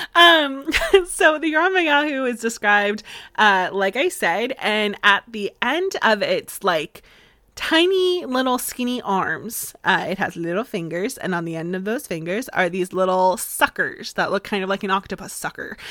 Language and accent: English; Florida, United States; accent: slightly southern; now in Massachusetts, United States; I'm originally from Florida